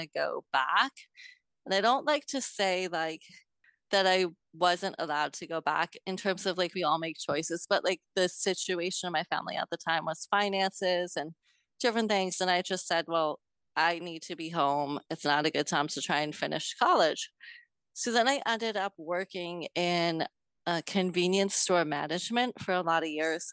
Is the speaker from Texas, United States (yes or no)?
no; New York, United States; I'm from New York State, a couple hours north of New York City